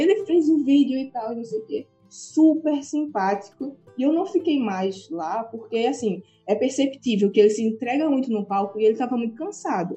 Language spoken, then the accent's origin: Portuguese; Carpina, Pernambuco, Brazil; now in Aveiro, Portugal; Aveiro tem o tamanho da minha cidade natal em Pernambuco, Carpina, que ninguém nunca ouviu falar sabe?